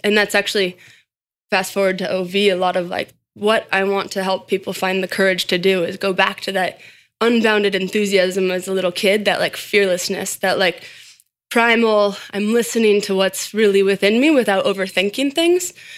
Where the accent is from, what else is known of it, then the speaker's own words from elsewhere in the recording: Boulder, Colorado, United States; I grew up in Boulder, Colorado